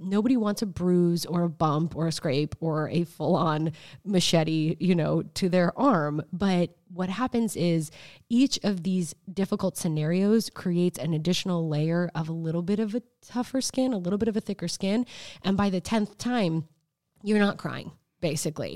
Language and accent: English; United States; being an American